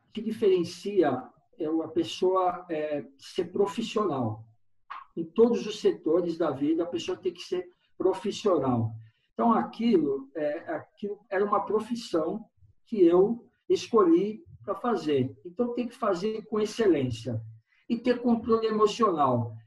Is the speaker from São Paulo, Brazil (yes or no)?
yes; São Paulo, Brazil; sou de São Paulo